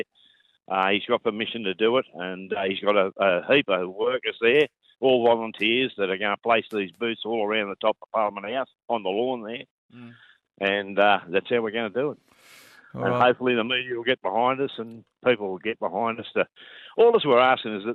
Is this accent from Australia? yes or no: yes; Coffs Harbour, New South Wales, Australia; I'm from Coffs Harbour